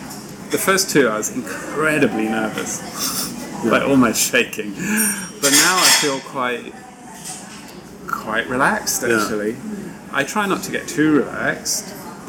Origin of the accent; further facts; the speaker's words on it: Hong Kong; born there; also born or lived in United Kingdom; And I was born in Hong Kong, and I came to live here again as an adult, just before the handover.